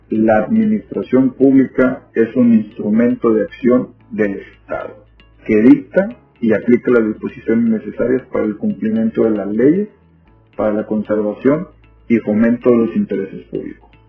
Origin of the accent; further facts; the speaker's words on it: Ciudad Madero, Tamaulipas, Mexico; born there; Nací en Ciudad Madero, una ciudad ubicada en el sur del estado de Tamaulipas, aquí en México